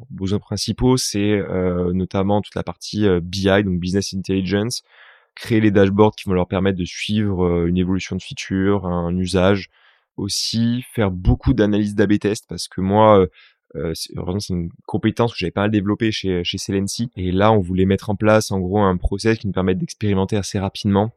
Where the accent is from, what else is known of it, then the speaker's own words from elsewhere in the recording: Toulouse, Occitania, France; moved away; also born or lived in Paris; Je viens de Toulouse